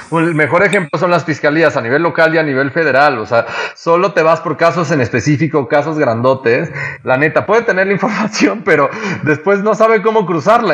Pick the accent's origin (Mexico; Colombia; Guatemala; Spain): Mexico